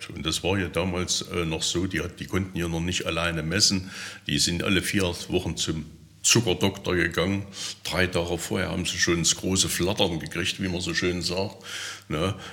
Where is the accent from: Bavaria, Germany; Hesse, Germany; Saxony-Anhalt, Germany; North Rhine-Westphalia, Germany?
Saxony-Anhalt, Germany; Teuchern; Ich komme ja aus Teuchern.